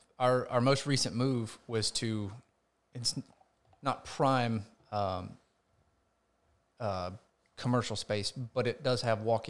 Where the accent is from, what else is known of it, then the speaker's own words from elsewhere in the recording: Homer, Georgia, United States; And when we moved to the location where I grew up in Homer, Georgia, her office was located in the back room of the house.